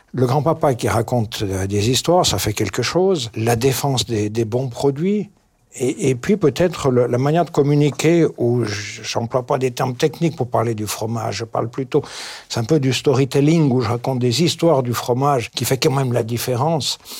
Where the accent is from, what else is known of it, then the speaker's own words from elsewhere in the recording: Switzerland; Chez nous en Suisse